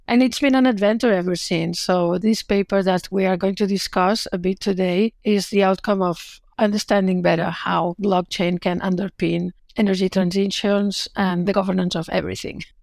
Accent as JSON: {"language": "English", "town": "Barcelona", "region": "Catalonia", "country": "Spain", "moved": "as an adult", "lives_now": "Melbourne, Australia", "said": "I'm originally from Barcelona"}